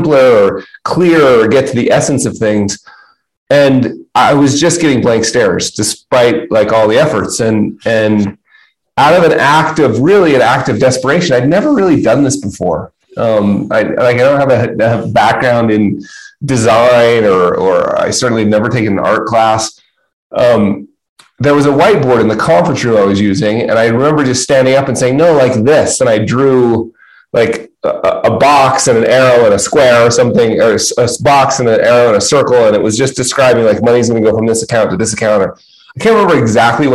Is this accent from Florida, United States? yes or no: no; Utah, United States; I'm from Utah